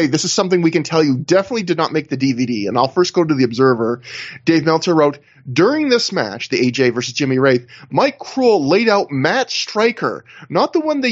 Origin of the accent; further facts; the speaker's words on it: Canada; I'm Canadian.